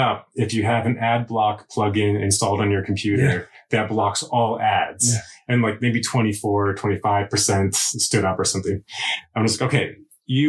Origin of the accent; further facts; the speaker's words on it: United States; moved away as an adult; now in Sweden; As an American, when I moved to Sweden